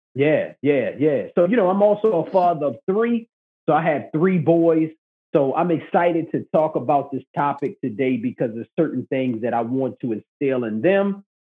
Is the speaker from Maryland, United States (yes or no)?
yes; Baltimore, Maryland, United States; I'm from Baltimore, Maryland